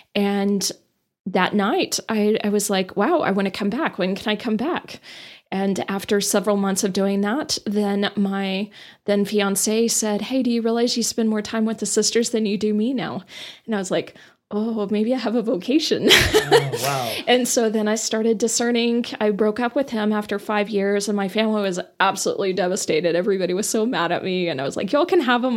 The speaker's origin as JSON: {"language": "English", "town": "Amarillo", "region": "Texas", "country": "United States", "tie": "born or raised there", "also_born_or_lived": "Dallas", "said": "I grew up in Amarillo"}